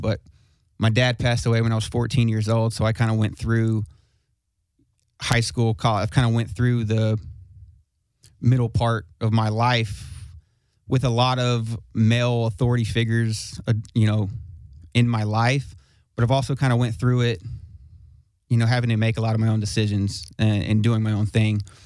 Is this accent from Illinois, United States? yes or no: no; Smyrna, Tennessee, United States; I'm from Smyrna Smyrna Tennessee